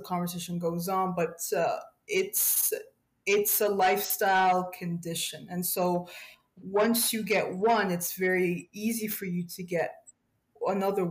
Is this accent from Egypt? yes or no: yes; Egypt; now in Ontario, Canada; Well, we live in Ontario, but we come from Egypt. We're immigrants.